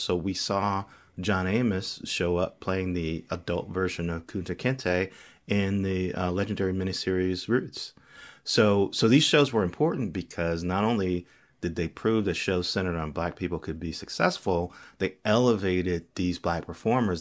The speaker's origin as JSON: {"language": "English", "town": "Gary", "region": "Indiana", "country": "United States", "tie": "born or raised there", "said": "I'm a young black kid growing up in Gary, Indiana"}